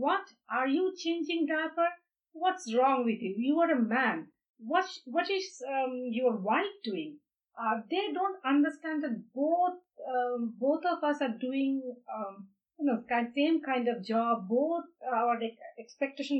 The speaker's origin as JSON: {"language": "English", "country": "India", "moved": "yes", "said": "I'm from India"}